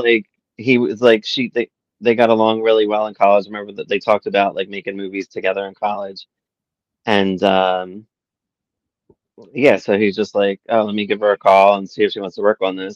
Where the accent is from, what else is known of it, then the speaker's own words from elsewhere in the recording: Philadelphia, Pennsylvania, United States; accent: Northeast Philly; my Northeast Philly accent